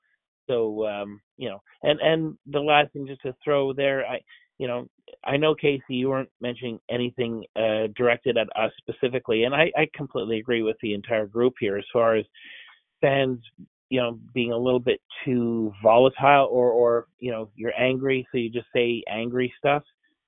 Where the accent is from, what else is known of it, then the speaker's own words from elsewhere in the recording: Montreal, Quebec, Canada; moved away; When I came down here from Montreal, the last cup Montreal won was 1993